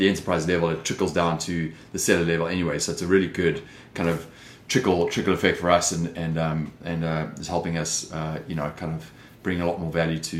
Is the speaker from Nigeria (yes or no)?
no; South Africa; moved away as an adult; also born or lived in London, United Kingdom; now in Los Angeles, United States; You can hear by the accent, I'm clearly not from Los Angeles, but that's where I live. I've been here since 2006, originally from South Africa.